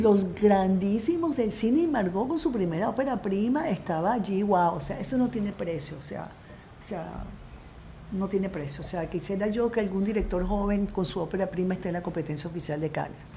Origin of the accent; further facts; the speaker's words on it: Caracas, Capital District, Venezuela; moved away as an adult; also born or lived in France; yo seguía siendo profundamente venezolana. O sea, yo nací aquí, yo me crié aquí